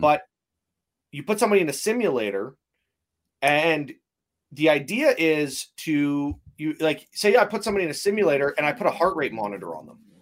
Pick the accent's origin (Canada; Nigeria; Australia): Canada; being a Canadian